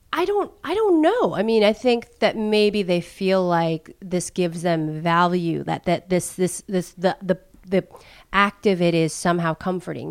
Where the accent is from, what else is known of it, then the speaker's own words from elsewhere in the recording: United States; seal my fate as an American